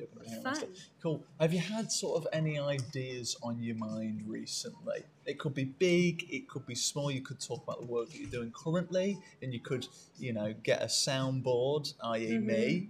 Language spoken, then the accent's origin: English; Derby, East Midlands, United Kingdom; Going to Derby Theatre, which is my hometown.